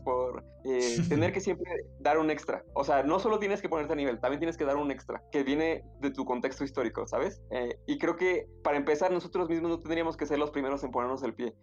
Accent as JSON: {"language": "Spanish", "country": "Mexico", "said": "nosotros como mexicanos"}